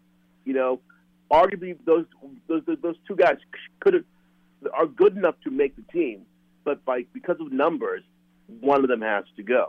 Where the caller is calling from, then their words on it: Minneapolis, Minnesota, United States; from Minneapolis.